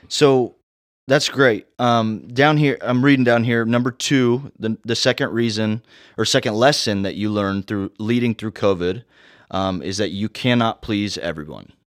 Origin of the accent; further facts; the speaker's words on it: Indiana, United States; now in South Carolina, United States; I'm from Indiana.